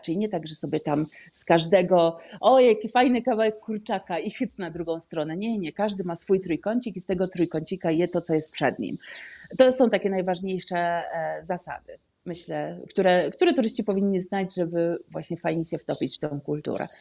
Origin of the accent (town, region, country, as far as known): Poland; moved away as an adult; now in Amman, Jordan